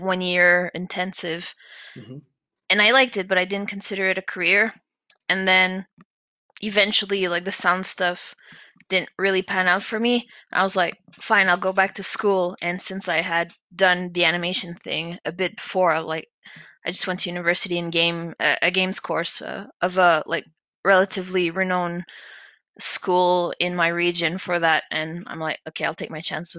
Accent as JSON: {"language": "English", "country": "Canada", "moved": "as an adult", "lives_now": "United Kingdom", "said": "I work in the UK, but I'm a Canadian"}